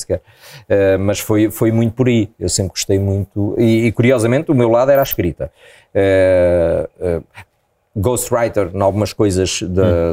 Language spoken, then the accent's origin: Portuguese; Proença Nova, Centro, Portugal; also born or lived in Angola; eu nasci em Angola, mas depois morámos na zona centro, em Proença Nova, muitos anos